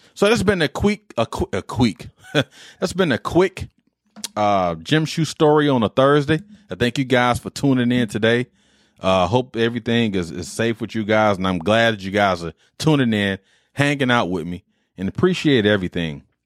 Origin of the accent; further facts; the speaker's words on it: Detroit, Michigan, United States; me growing up in Detroit